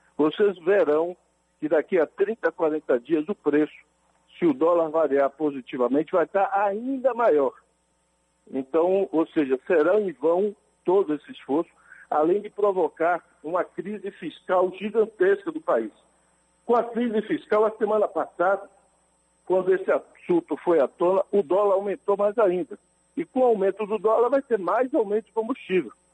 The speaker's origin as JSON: {"language": "Portuguese", "country": "Brazil", "tie": "born or raised there", "said": "Eu cresci, vivi ali no Morro da Liberdade"}